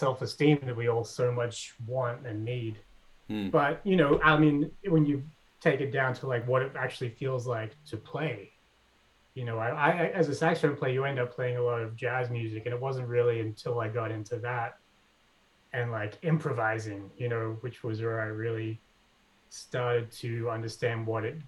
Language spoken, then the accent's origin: English; Sydney, New South Wales, Australia; moved away as an adult; also born or lived in Wahroonga; now in United States; I grew up in the in Hornsby Heights, you know, the New York of the northern suburbs of Sydney